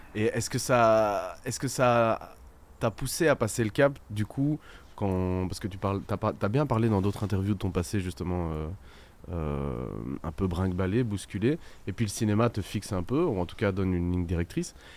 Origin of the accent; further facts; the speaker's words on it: Belgium; on est belge